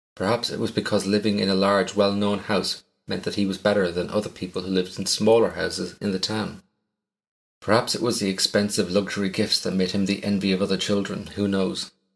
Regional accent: Ireland; As an Irishman, my pronunciation of some of your towns is going to be woeful.

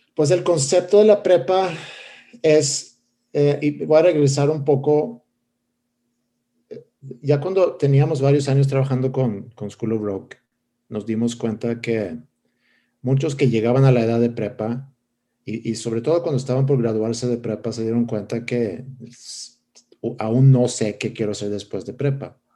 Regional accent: Stockholm, Stockholm County, Sweden; Spanish is a second language; moved away as an adult; now in Monterrey, Mexico; yo, crecí, nací en Estocolmo, Suecia, y crecí eh, en esa ciudad.

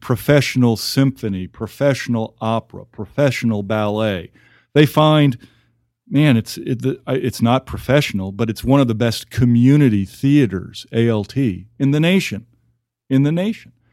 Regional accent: Houston, Texas, United States; born or raised there; also born or lived in New York City area / Omaha; now in Amarillo, United States

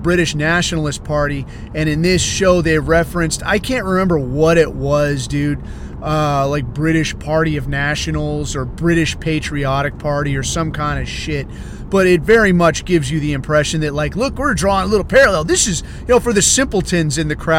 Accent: United States; I'm American and white

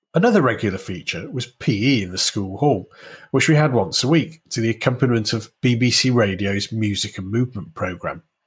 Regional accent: Warrington, North West England, United Kingdom; I grew up in and around Warrington in the northwest of England

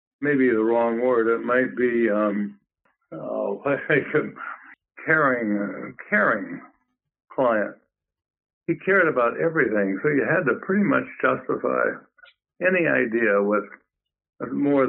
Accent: Illinois, United States; growing up in Illinois and knowing the American way

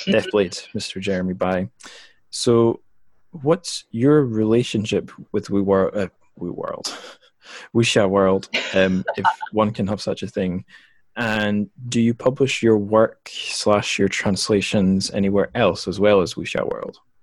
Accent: Scotland, United Kingdom; moved away as an adult; also born or lived in China; home to my home country of Scotland

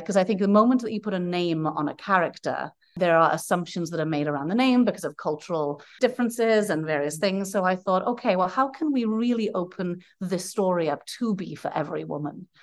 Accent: Wales, United Kingdom; moved away; I'm from Wales originally. Dwi siarad I'm a Welsh speaker. I'm a fluent Welsh speaker.

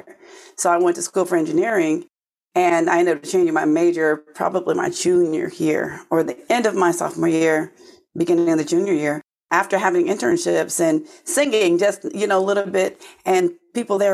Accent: Oakland, California, United States; now in New Jersey, United States; I'm originally from Oakland, California, and here in the U.S., just all the way on the other side of the country from where I am now in New Jersey.

